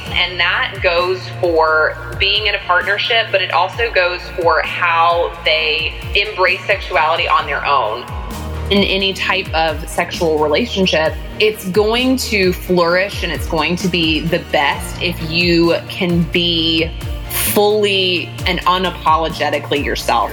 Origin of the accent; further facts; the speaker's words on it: Salisbury, North Carolina, United States; moved away as an adult; growing up in Salisbury, North Carolina is that it's that kind of small town situation